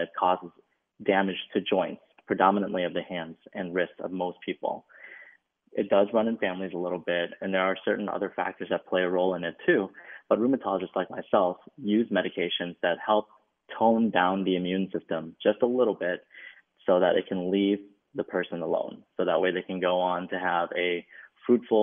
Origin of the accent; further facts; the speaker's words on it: Minneapolis, Minnesota, United States; also born or lived in Chicago; I grew up in Minneapolis, Minnesota